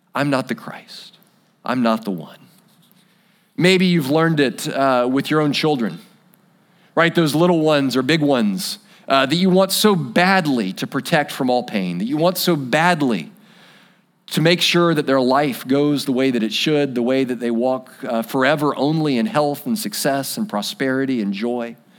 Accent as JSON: {"language": "English", "country": "United States", "said": "We're American"}